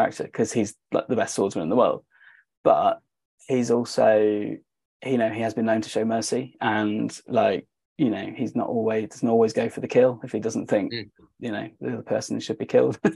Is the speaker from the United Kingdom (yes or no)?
yes; United Kingdom; us being British